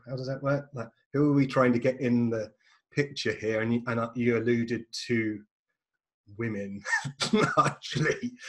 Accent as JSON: {"language": "English", "region": "England", "country": "United Kingdom", "said": "and I'm English"}